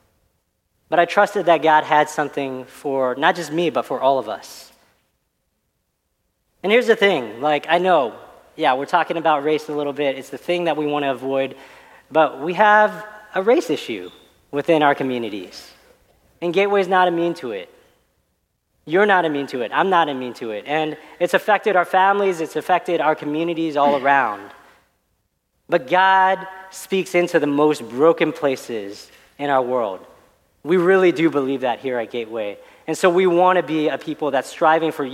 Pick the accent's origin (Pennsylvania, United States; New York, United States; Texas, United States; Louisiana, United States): Texas, United States; Dallas; I grew up out in Dallas